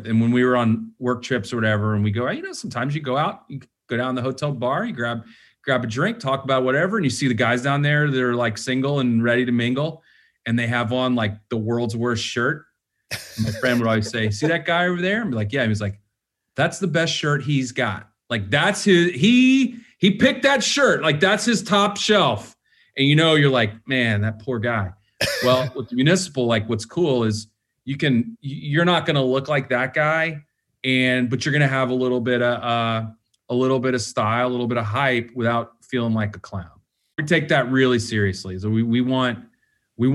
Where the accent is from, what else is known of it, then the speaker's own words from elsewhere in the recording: the South, United States; now in Los Angeles, United States; I'm from the South